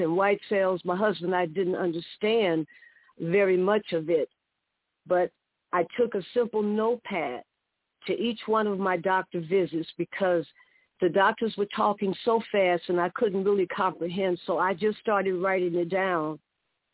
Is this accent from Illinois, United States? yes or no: yes; Chicago, Illinois, United States; 8 girls and 4 boys on the south side of Chicago and what was called Wentworth Gardens.